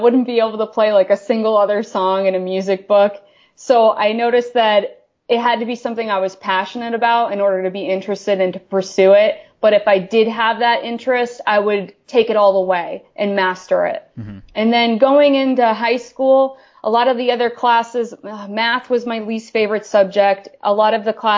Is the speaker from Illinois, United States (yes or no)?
no; Maine, United States; Maine is a very rural place, and I grew up in a very rural part of Maine.